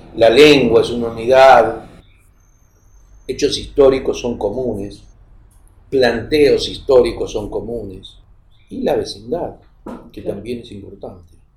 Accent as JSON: {"language": "Spanish", "country": "Argentina", "moved": "yes", "lives_now": "Ecuador", "said": "a nosotros nos invitan como argentinos a Europa"}